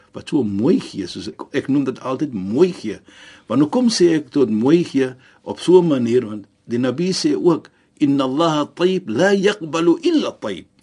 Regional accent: South Africa; ons as Suid-Afrikaners

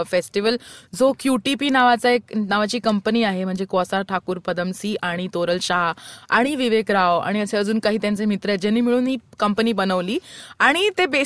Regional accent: Mumbai, Maharashtra, India; अजिबात नाही मी मुंबईचीच आहे

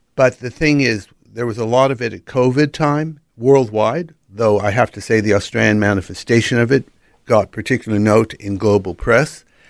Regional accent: Los Angeles, California, United States; accent: American; moved away; also born or lived in Pacific Northwest / United Kingdom; Born and raised in Los Angeles, then moved to the Pacific Northwest

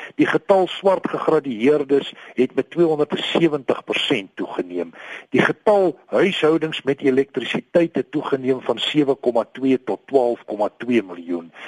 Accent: South Africa; ons as Suid-Afrikaners

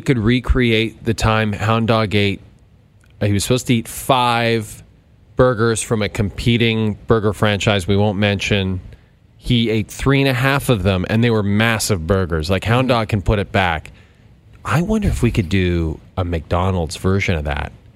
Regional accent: Calgary, Alberta, Canada; moved away; I was born in Foothills Hospital.

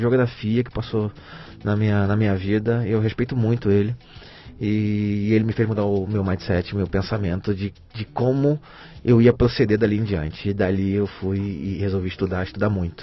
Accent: Rio de Janeiro, Brazil; moved away as an adult; now in São Paulo, Brazil; Rio de Janeiro, cara. Eu cresci na Penha.

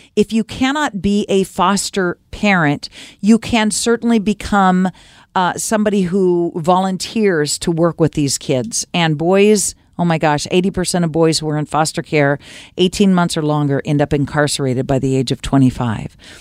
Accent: United States; also born or lived in Oregon / Washington / East Coast; growing up in America living in Oregon and Washington and, and the East Coast for a short time

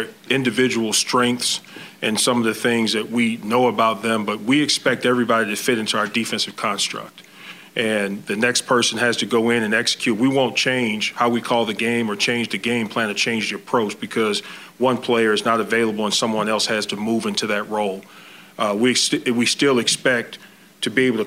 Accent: Louisiana, United States; moved away; I'm from Louisiana

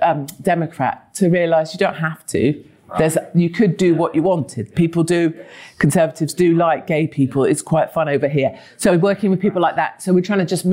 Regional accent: North Devon, South West England, United Kingdom; I was born in North Devon

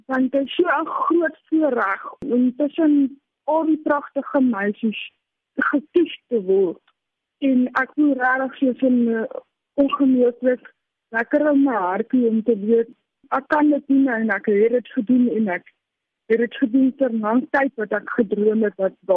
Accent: Cape Town, Western Cape, South Africa; born there; now in Centurion, South Africa; Ek is gebore in Kaapstad en woon tans in Centurion in my eie tuin woonstel.

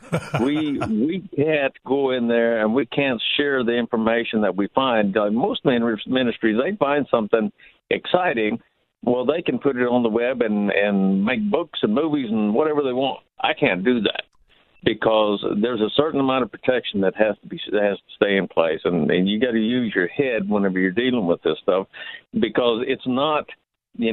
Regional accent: Apache, Oklahoma, United States; I'm from Apache

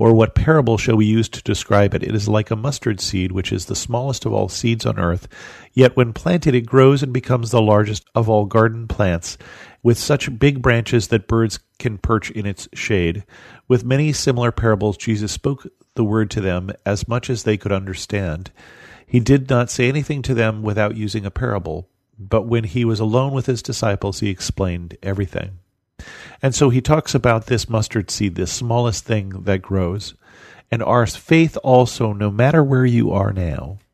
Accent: United States; as an American

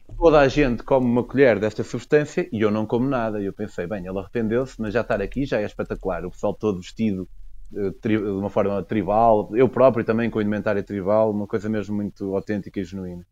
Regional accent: Portugal; moved away as an adult; also born or lived in United Kingdom; eu, enquanto eu sou, represento o fenótipo Tuga

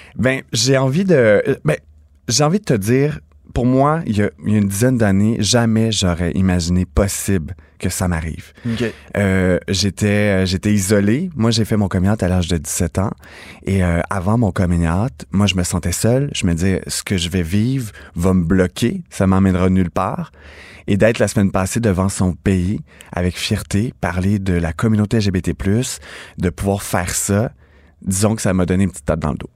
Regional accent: Napierville, Quebec, Canada; je viens de Naperville, en Montérégie, petit village

